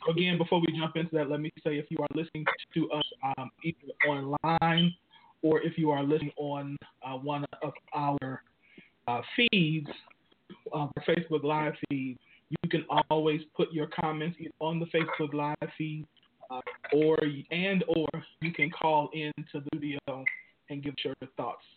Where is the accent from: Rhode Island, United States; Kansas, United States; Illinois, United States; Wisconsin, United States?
Illinois, United States; Chicago; moved away; my hometown in Chicago